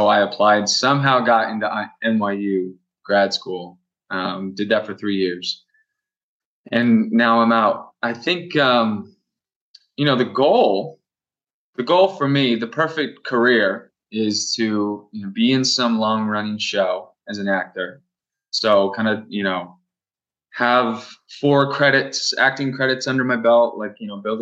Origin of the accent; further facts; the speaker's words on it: Vancouver, Washington, United States; am from Vancouver, Washington State.